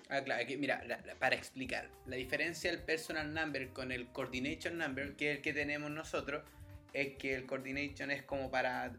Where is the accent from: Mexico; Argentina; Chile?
Chile; moved away as an adult; now in Sweden; nosotros como chilenos alcohólicos